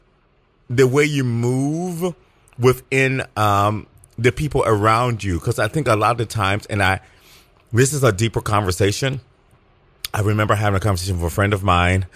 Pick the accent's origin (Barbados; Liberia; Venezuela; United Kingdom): Liberia; now in United States; when I was a baby, we went back and I was actually raised in Liberia.